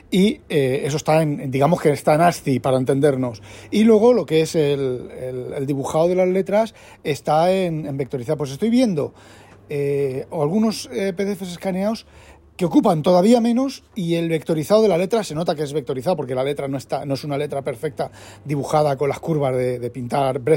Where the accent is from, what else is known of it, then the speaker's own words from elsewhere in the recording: Spain; En, España estaría en el mismo gueto, siendo español. Lo que aquí, por ejemplo, no sé, en España por la renta me preocupaba yo de mirar, de estar un poco al día.